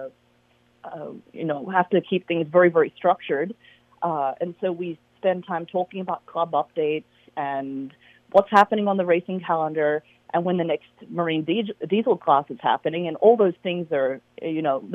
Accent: Sydney, New South Wales, Australia; now in Alameda, United States; I'm actually from Sydney, Australia

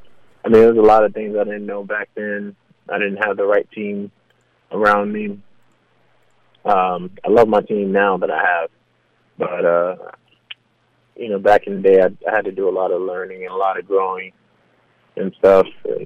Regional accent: New York City, New York, United States; also born or lived in Los Angeles; now in Georgia, United States; New York is always a part of me. I'm a New Yorker through and through.

